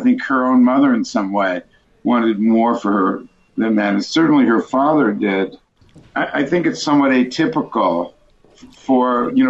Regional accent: New York, United States; now in Buffalo, United States; I was born and raised in New York. I've lived in Buffalo for many years.

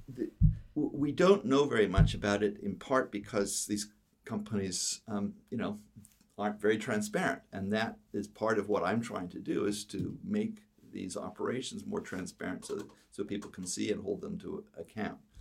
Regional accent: Canada; also born or lived in Toronto; I'm from Canada

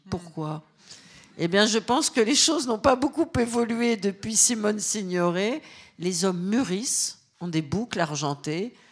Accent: Caen, Normandy, France; born there; Et l'autre mois, je le passais chez ma grand-mère maternelle en Normandie, là où je suis née, à Caen.

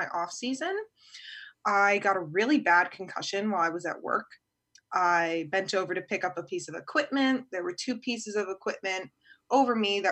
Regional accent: Virginia, United States; from Virginia

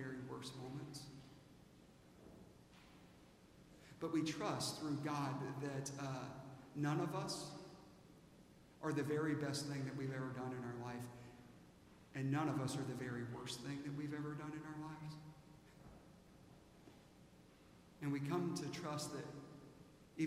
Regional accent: Aiken, South Carolina, United States; moved away; when I was a kid in Aiken, South Carolina, I went to Millbrook Elementary School

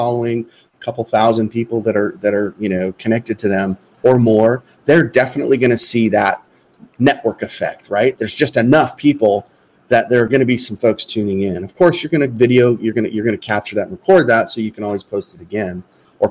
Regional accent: Southern California, United States; now in Arizona, United States; I live in Arizona. I live in the Southwest. I grew up in Southern California

